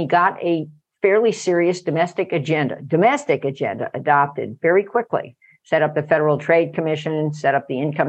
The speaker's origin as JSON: {"language": "English", "region": "California", "country": "United States", "said": "I'm from California"}